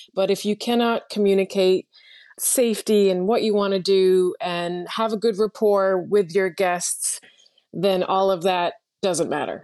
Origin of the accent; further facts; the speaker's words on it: West Paris, Maine, United States; moved away as an adult; my home state of Maine